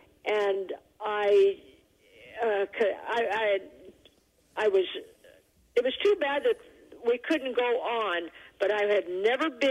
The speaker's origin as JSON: {"language": "English", "town": "Taos", "region": "New Mexico", "country": "United States", "tie": "born or raised there", "said": "I was born in Taos"}